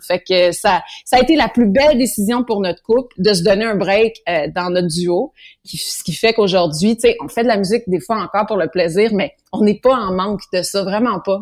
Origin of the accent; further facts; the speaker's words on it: Granby, Quebec, Canada; on a fait un autre chez nous à Granby